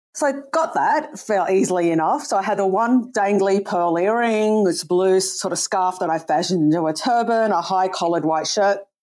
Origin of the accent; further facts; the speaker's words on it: Sydney, New South Wales, Australia; moved away as an adult; also born or lived in New York / Canada; I'm from Sydney originally.